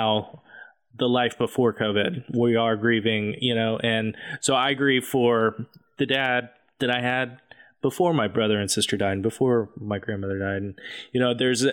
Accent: Amarillo, Texas, United States; now in Tulsa, United States; I grew up in Amarillo, Texas

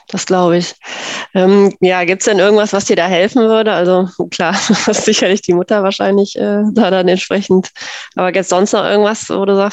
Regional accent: North Rhine-Westphalia, Germany; ich komme ja auch aus NRW

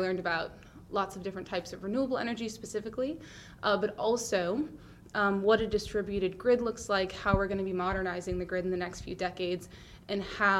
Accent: Adirondack Park, New York, United States; now in Boston, United States; I grew up in the Adirondack Park, which is the largest state park in the country

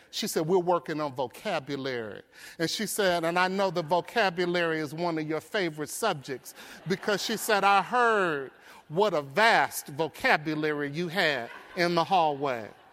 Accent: Detroit, Michigan, United States; I grew up in Detroit. I grew up in poverty. I grew up in the Brewster Projects

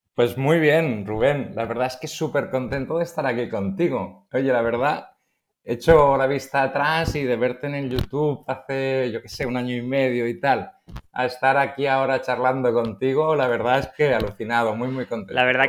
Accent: Barcelona, Catalonia, Spain; soy de Barcelona

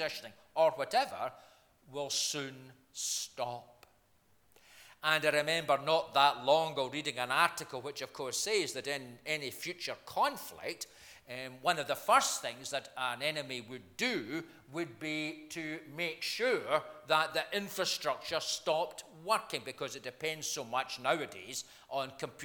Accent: Scotland, United Kingdom; I'm from Scotland

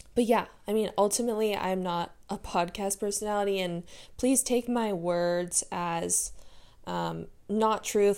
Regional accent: San Diego, California, United States; I'm from San Diego, born and raised. I have been here all my life

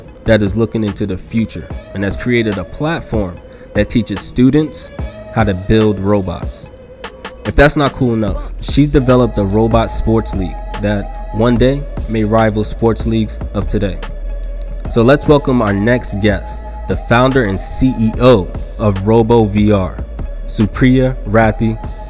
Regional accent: United States; being born and raised in America

